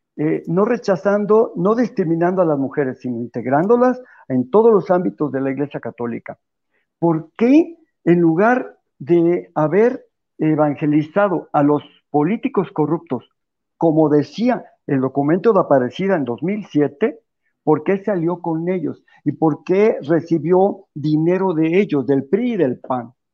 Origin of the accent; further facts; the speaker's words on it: Mexico; los católicos de México